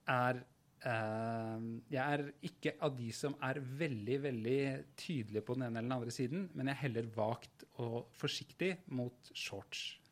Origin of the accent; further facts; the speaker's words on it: Oslo, Norway; jeg er jo fra Furuset i Groruddalen